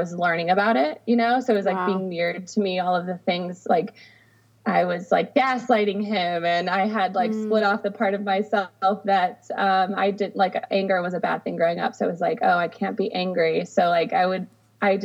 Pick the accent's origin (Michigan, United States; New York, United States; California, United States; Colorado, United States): Michigan, United States; Adrian; now in Sacramento, United States; I'm originally from the Midwest. I grew up in a small town in Michigan